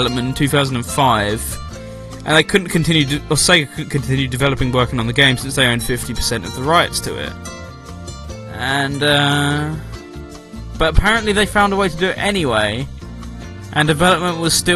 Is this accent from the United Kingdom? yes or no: yes; United Kingdom; I am British